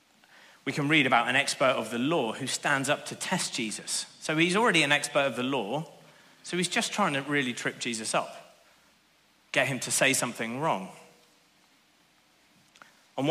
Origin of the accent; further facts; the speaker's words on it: Northern Ireland, United Kingdom; I grew up in Northern Ireland in the late 80s and early 90s